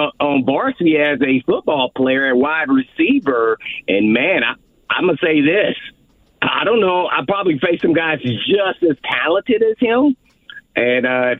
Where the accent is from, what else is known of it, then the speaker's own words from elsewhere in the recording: Indianapolis, Indiana, United States; moved away as an adult; now in Nashville, United States; my hometown of Indianapolis, Indiana